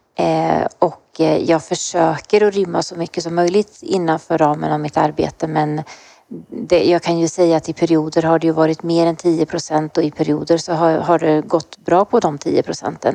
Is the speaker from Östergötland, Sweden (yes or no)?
yes; Östergötland, Sweden; accent: Östergötland; jag bor i Linköping, jag är östgöte, det hörs säkert